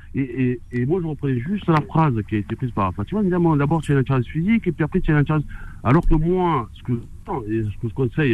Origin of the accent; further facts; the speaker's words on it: Marseille, Provence-Alpes-Côte d'Azur, France; en tant que Marseillais